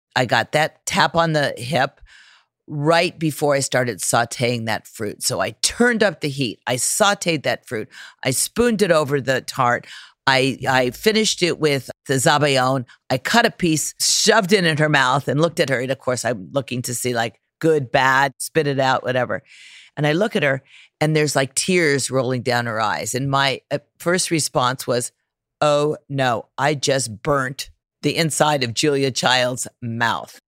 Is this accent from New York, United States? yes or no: no; California, United States; growing up in California